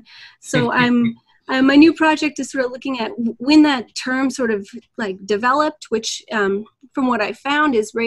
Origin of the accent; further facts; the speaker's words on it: Alberta, Canada; now in Toronto, Canada; I'm originally from Alberta